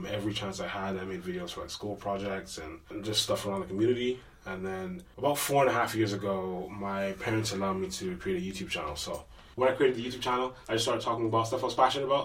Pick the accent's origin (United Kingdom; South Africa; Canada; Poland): Canada; Edmonton, Alberta; I'm from Edmonton, Alberta.